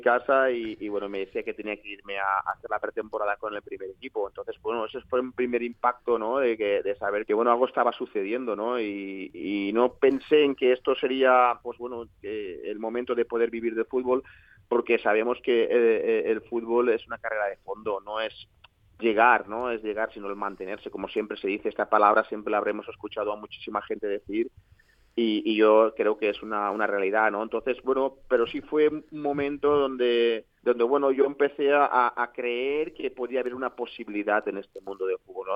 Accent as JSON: {"language": "Spanish", "town": "L'Alcúdia", "region": "Valencian Community", "country": "Spain", "tie": "born or raised there", "said": "un chico pues bueno nacido en, la Alcudia eh, que bueno principalmente nuestra nuestra vida es vivir del campo y, y, trabajar en el campo como lo había hecho hasta los 17 años"}